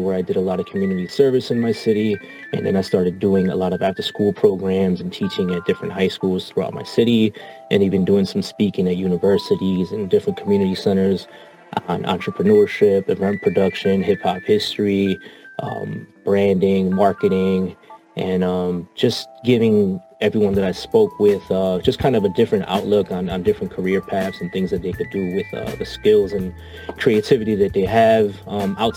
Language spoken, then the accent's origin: English; Chicago, Illinois, United States; I'm from Chicago